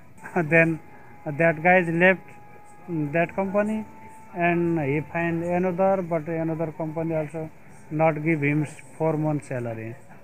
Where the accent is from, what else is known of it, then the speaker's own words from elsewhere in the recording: Nepal; moved away as an adult; now in Zagreb, Croatia; from Nepal. I came here 2 years ago and I am here in Zagreb.